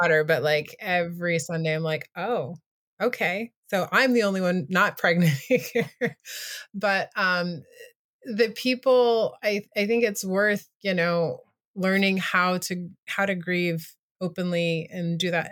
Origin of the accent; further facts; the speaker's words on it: United States; also born or lived in Asia; now in Washington, D.C., United States; being an American living in a country that's not America